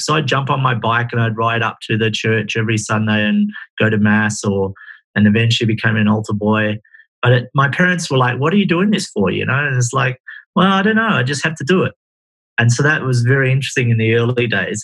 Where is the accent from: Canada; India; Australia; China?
Australia; Perth, Western Australia; also born or lived in Exmouth, Western Australia; I was born in Perth, Australia